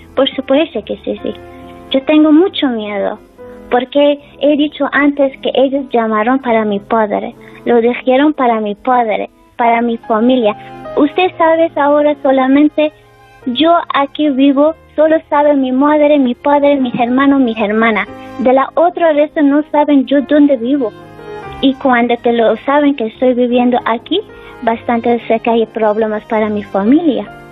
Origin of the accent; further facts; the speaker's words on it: Afghanistan; Spanish is a second language; now in Spain; que están mi familia en mi país